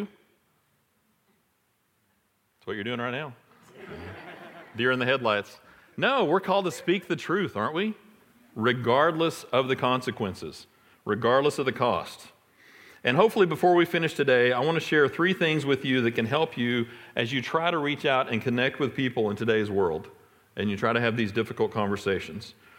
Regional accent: Irving, Texas, United States; I grew up in Irving, not too far from here

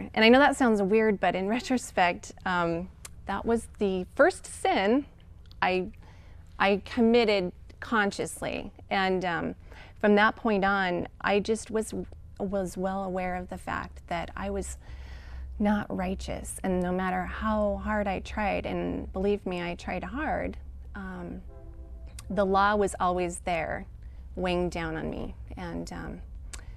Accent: Salt Lake City, Utah, United States; I was born and raised in Salt Lake City and raised as a Mormon

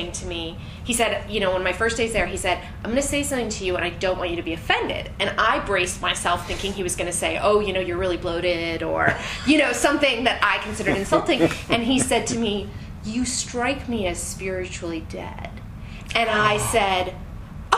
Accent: Marin County, California, United States; also born or lived in San Francisco; I grew up in Marin County

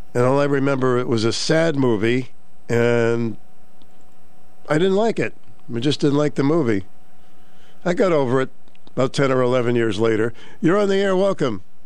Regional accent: Boston, Massachusetts, United States; we grew up in Mattapan, Mass

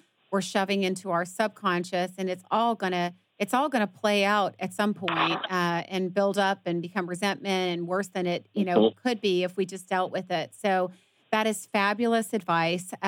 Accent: Atlanta, Georgia, United States; now in Dallas, United States; I'm from Atlanta too

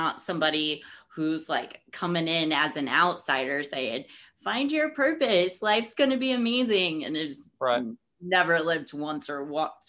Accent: Martinsville, Indiana, United States; I grew up in a small town. I grew up in Martinsville.

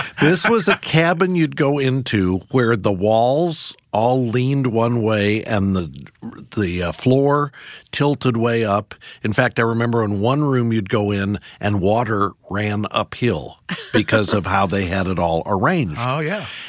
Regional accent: Missouri, United States; I grew up in Missouri as well

